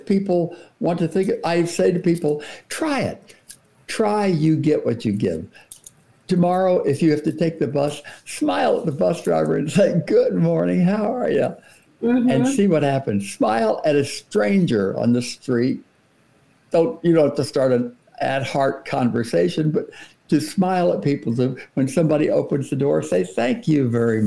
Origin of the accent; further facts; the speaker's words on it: Coral Gables, Florida, United States; moved away; I grew up in South Florida, Coral Gables, Florida, before air conditioning